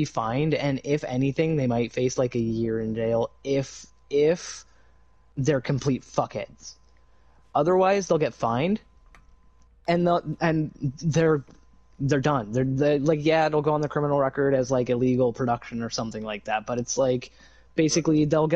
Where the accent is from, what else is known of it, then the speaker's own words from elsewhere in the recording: Canada; I'm Canadian